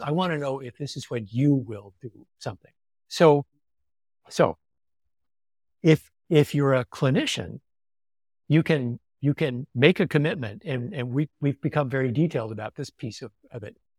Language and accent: English; California, United States; I'm a Californian. You know, we don't do job titles here.